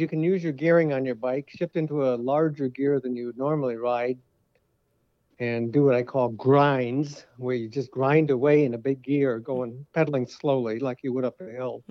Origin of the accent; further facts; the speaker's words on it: Connecticut, United States; now in Waukee, United States; I've been here many years now, but I grew up in Connecticut